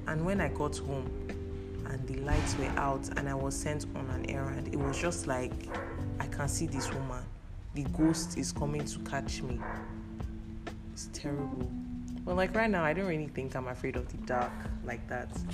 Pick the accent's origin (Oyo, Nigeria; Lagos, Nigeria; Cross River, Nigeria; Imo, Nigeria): Cross River, Nigeria; moved away; Efik. I'm from Cross River State